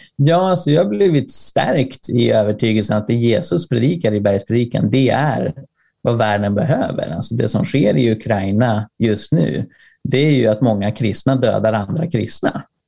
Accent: Sweden; jag är från Sverige

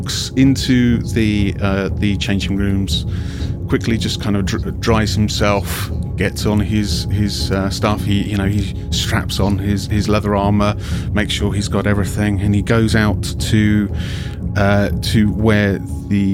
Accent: England, United Kingdom; I'm English

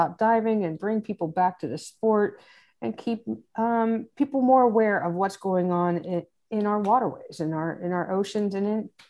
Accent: Fort Myers Beach, Florida, United States; I am from Fort Myers Beach, Florida.

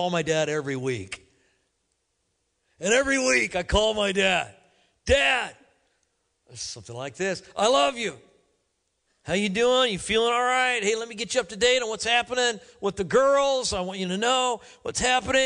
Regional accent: Kansas City, Missouri, United States; moved away; I go to Kansas City quite a bit. It's my hometown

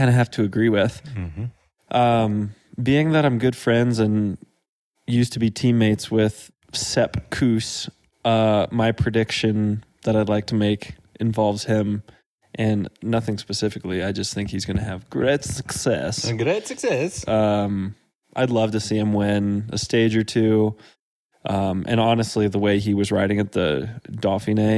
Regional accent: Dripping Springs, Texas, United States; now in Durango, United States; I was born in the countryside, half an hour outside of Austin. The closest town was about a 15-minute drive away called Dripping Springs.

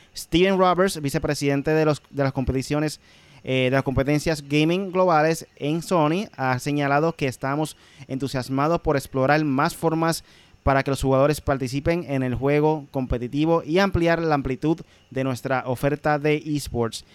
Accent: Puerto Rico

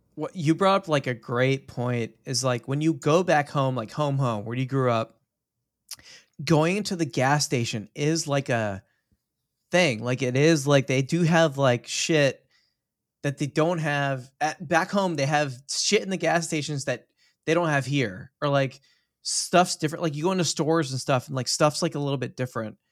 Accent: Texas, United States; I'm Texan

